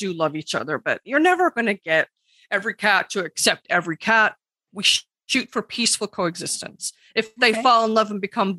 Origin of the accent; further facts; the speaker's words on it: New York, United States; I'm from New York, you know how we are.